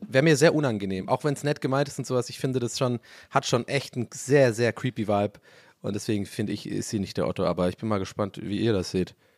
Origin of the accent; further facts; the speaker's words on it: Swabia, Germany; bei uns im Schwabenland